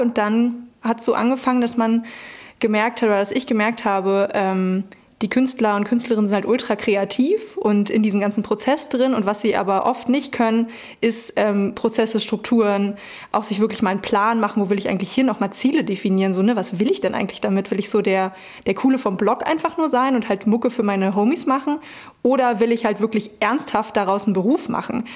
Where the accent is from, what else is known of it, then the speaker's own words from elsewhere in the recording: Brandenburg, Germany; moved away as an adult; also born or lived in Berlin; ich komme aus Brandenburg, dann war Berlin natürlich nicht weit